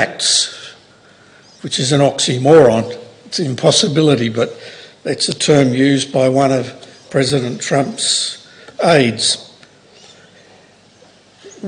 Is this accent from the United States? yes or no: no; Oxford, South East England, United Kingdom; I was born in Oxford